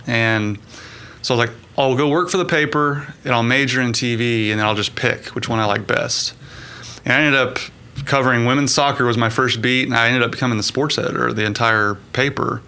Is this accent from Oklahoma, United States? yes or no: yes; Edmond, Oklahoma, United States; I'm basically born and raised in Edmond.